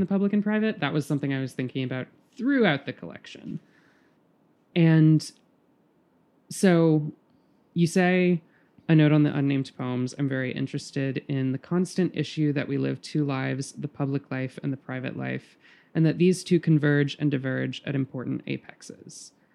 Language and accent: English; Birmingham, Alabama, United States; moved away; also born or lived in New York; I'm from Birmingham, Alabama